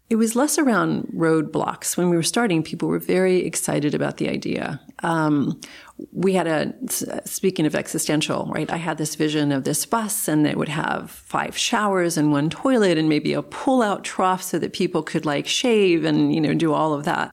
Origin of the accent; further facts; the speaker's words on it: South Texas, United States; moved away; growing up in South Texas in a small community